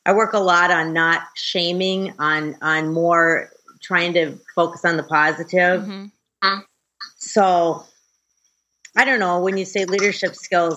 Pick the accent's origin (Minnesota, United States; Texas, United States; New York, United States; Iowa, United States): Minnesota, United States; Brainerd; I grew up right in the same town I'm in right now, Brainerd, Minnesota. Central Minnesota, little small town